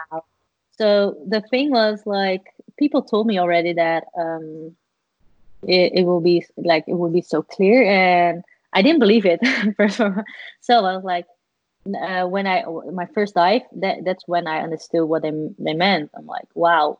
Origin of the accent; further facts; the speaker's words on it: Netherlands; I'm from the Netherlands